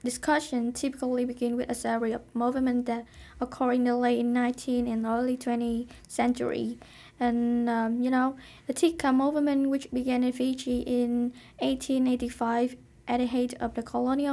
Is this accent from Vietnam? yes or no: yes; Vietnam; moved away; I'm from Vietnam